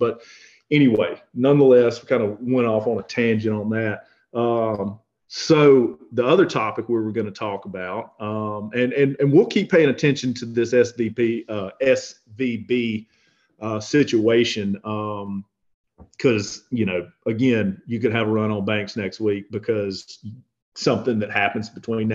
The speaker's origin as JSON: {"language": "English", "region": "the South", "country": "United States", "tie": "born or raised there", "said": "growing up in the South"}